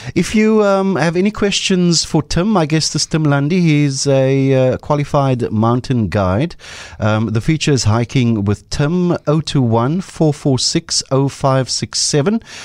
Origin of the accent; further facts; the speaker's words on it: Cape Town, Western Cape, South Africa; I grew up on the Cape Flats